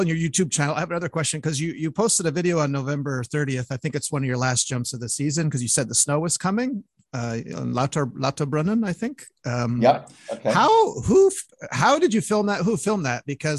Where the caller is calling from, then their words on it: Montreal, Quebec, Canada; I'm calling from Montreal